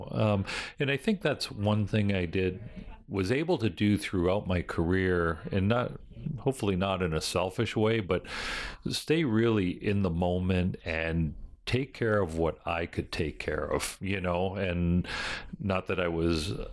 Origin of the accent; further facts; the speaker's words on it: Buffalo, New York, United States; Buffalo's my basically my hometown